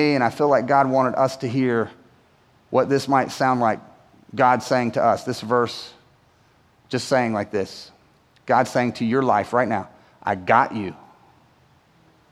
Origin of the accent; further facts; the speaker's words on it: Winston-Salem, North Carolina, United States; growing up in Winston-Salem